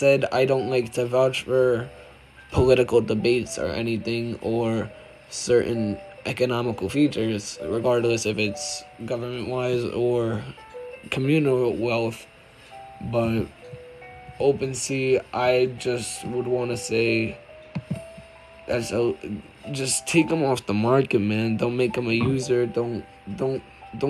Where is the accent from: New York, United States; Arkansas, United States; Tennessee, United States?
New York, United States; I'm from New York